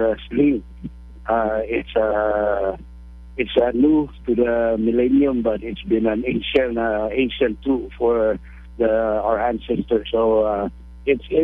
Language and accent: English; Rota, Northern Mariana Islands; now in Guam; I'm originally from Rota, now residing in Guam